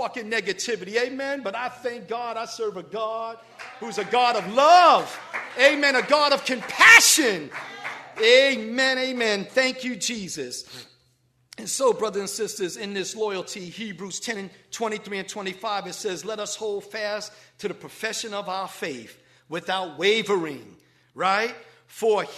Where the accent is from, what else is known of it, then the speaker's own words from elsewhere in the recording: New York City, New York, United States; moved away; growing up in the Bronx